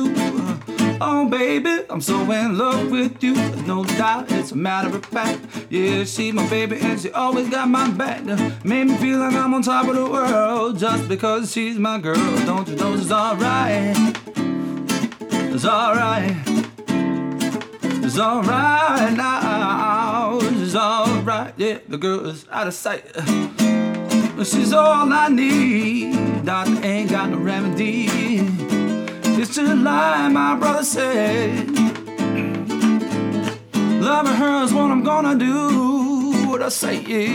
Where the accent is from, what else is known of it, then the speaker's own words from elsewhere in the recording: Bluffton, South Carolina, United States; also born or lived in Savannah, Georgia / Hilton Head Island, South Carolina; I lived on Hilton Head Island until I was 6 years old. Then I moved to Bluffton. I've been there ever